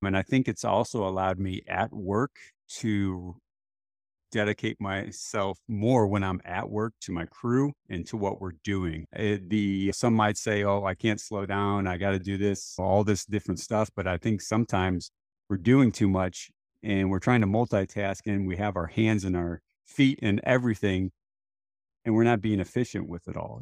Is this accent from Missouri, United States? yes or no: yes; St. Louis, Missouri, United States; I was born and raised in Saint Louis, Missouri. in the United States